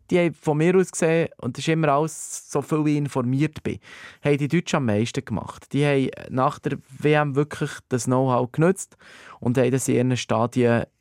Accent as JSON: {"language": "German", "country": "Switzerland", "said": "aber man hat dann zumal quasi nicht einfach hergehen als Schweizer und sagen, so, wir machen das mal"}